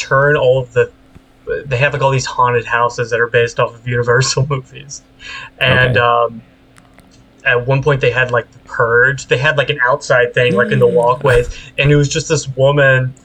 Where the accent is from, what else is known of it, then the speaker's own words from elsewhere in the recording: Texas, United States; moved away; I grew up in Texas